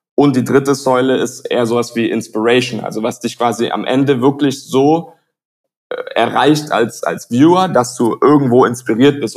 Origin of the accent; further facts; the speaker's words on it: Tübingen, Baden-Württemberg, Germany; moved away as an adult; also born or lived in United States; now in Barcelona, Spain; Ich komme aus der Nähe von Stuttgart, ähm, bin Halbamerikaner, also bin teilweise auch in, in den USA aufgewachsen, aber den Großteil natürlich in, in Deutschland, in der Nähe von Stuttgart